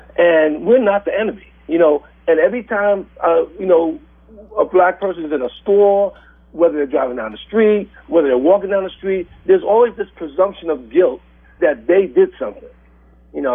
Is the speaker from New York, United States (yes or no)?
yes; New York, United States; now in Redmond, United States; when I was growing up in New York